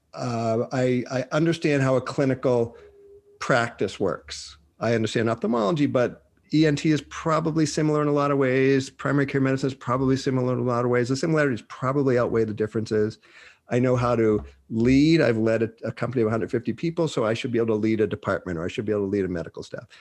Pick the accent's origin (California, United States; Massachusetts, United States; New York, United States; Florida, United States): Massachusetts, United States; Boston; moved away; also born or lived in Minnesota; I'm from Boston.